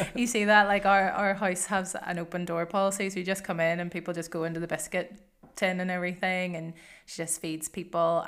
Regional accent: Northern Ireland, United Kingdom; moved away as an adult; now in Glasgow, United Kingdom; I grew up in Northern Ireland

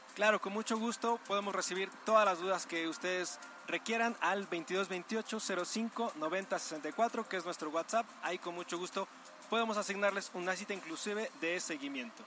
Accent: Mexico; nuestra obligación como mexicanos

